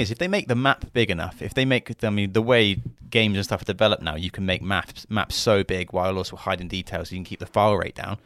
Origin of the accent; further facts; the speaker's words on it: United Kingdom; as British people